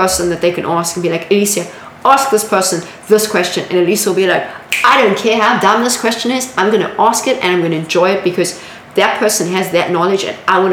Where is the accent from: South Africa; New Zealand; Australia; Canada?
South Africa; moved away as an adult; now in San Francisco, United States; I was conveying it in a South African way